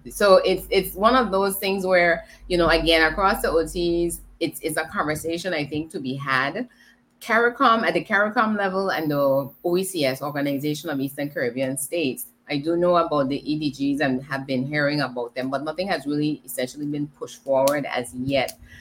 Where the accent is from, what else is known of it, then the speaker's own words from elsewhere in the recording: British Virgin Islands; I am from the British Virgin Islands